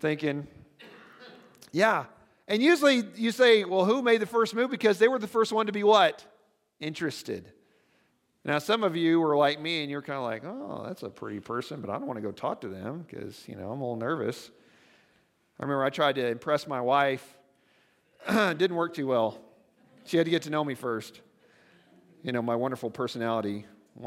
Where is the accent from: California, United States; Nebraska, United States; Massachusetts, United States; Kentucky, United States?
Nebraska, United States; I'm from Nebraska